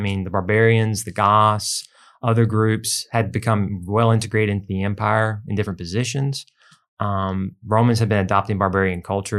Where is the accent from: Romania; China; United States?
United States; as an American.